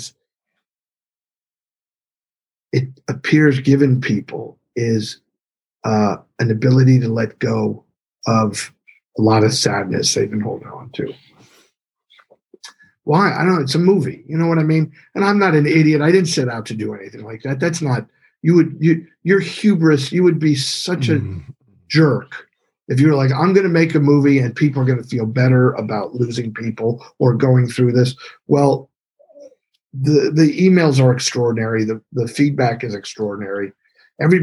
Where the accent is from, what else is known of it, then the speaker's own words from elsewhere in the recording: Bethlehem, Pennsylvania, United States; moved away as an adult; now in Los Angeles, United States; I went back to my hometown, which is Bethlehem, Pennsylvania, the area that I grew up